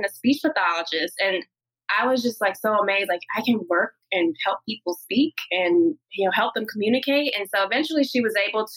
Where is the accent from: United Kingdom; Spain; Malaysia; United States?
United States; North Carolina; now in Richmond, United States; I was born and raised in North Carolina, so traditional Southern Black upbringing